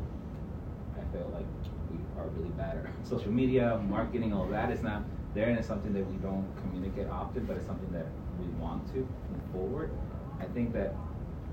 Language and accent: English; Puerto Rico; moved away as an adult; now in United States; I grew up in Puerto Rico, worked as a farmer, learned everything there.